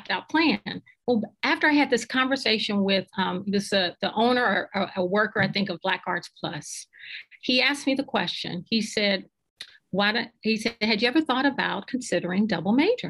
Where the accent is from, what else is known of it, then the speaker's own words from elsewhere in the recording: Cincinnati, Ohio, United States; also born or lived in Woodlawn, Ohio; I'm from Cincinnati and the city of Seven Hills. And I came up during a time during desegregation. And I remember being in the fourth grade